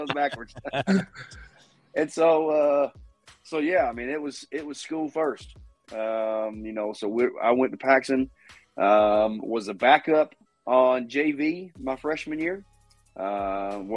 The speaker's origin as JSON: {"language": "English", "town": "Jacksonville", "region": "Florida", "country": "United States", "tie": "born or raised there", "said": "Growing up in Jacksonville, my grandparents had Gator season tickets"}